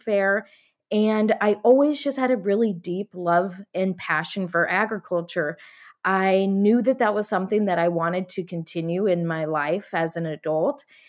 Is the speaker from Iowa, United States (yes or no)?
yes; Iowa, United States; also born or lived in San Diego; I was born and raised in small town rural Iowa, I grew up on my family's beef farm